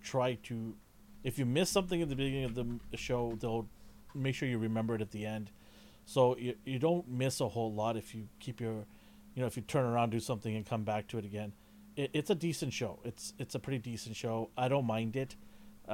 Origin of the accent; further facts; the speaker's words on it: Canada; I'm Canadian